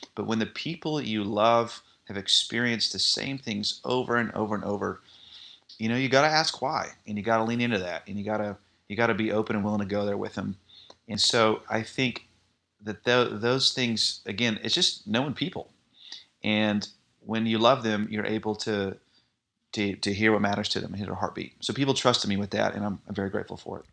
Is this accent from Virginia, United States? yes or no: no; Irving, Texas, United States; I grew up in the Dallas area, you may know this, in Ir-, Irving, Texas